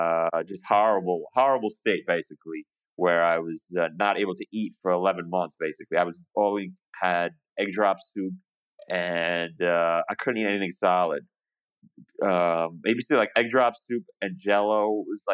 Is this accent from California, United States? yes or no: no; New York, United States; moved away as an adult; now in Montgomery, United States; I'm from New York. I currently live in the wondrous Alabama right now, Montgomery, Alabama